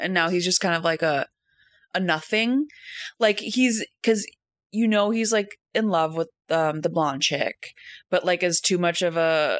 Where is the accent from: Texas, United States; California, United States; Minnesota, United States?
Minnesota, United States; I'm from the Midwest, grew up in Minnesota. In the cities, but I would go up north all the time to see my grandparents